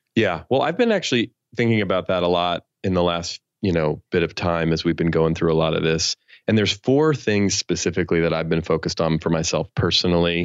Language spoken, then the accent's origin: English; San Francisco Bay Area, California, United States; I grew up in the San Francisco Bay Area where I still live